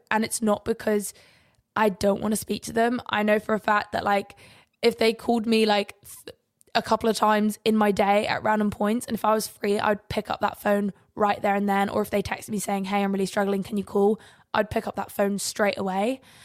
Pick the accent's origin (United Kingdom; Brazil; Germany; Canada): United Kingdom; England; we have beautiful sunrises and sunsets in England